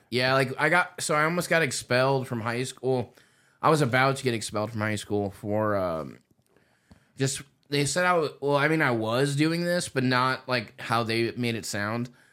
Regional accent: Indiana, United States; moved away; I'm from Indiana originally

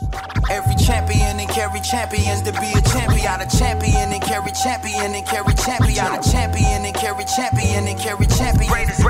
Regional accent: Batesburg-Leesville, South Carolina, United States; Growing up in Columbia, Leesville in Batesburg, South Carolina.

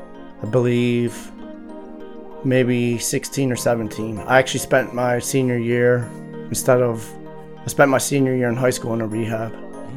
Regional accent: Jessup, Maryland, United States; also born or lived in Laurel, Maryland / Baltimore, Maryland; I grew up in Howard County, Maryland, and I currently reside in Baltimore, Maryland, Northeast.

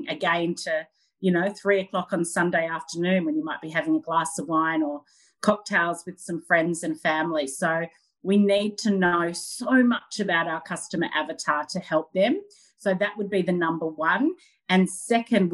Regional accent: Sydney, New South Wales, Australia; I'm from Sydney on the Northern Beaches in Australia.

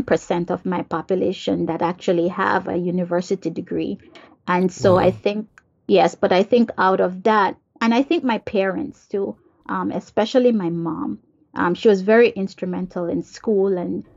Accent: Jamaica; now in United States; Like for me, I'm from Jamaica, but here I am in the United States.

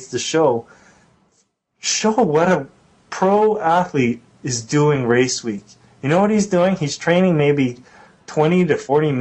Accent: Canada; being a Canadian

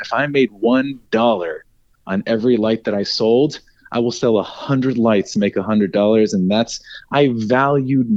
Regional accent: Dallas, Texas, United States; also born or lived in Raleigh, North Carolina / Austin; I grew up in Dallas. I lived there for nearly 18 years before I went to school in Austin.

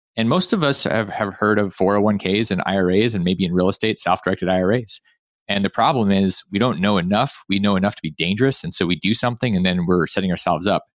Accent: Alaska, United States; I grew up in Alaska

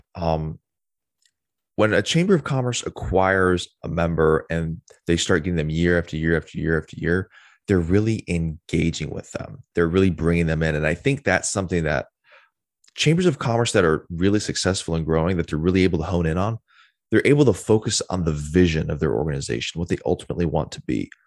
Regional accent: Wisconsin, United States; moved away as an adult; I'm originally from Wisconsin, got down here ten years ago, moved here as fast as I could

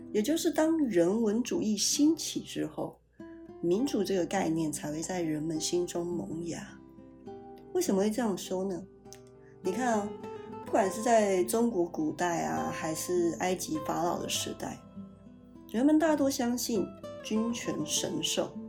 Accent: Kaohsiung, Taiwan; moved away; 我自己是一个土生土长的高雄人，在高雄也住了二十几年

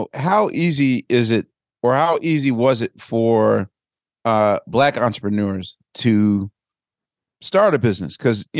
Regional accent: Philadelphia, Pennsylvania, United States; growing up in Philadelphia

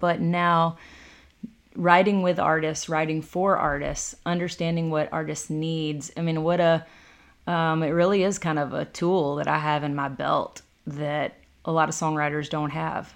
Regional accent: Decatur County, Tennessee, United States; also born or lived in Jackson, Tennessee; there's a little river cabin, real small, a eight hundred square foot river cabin that I grew up

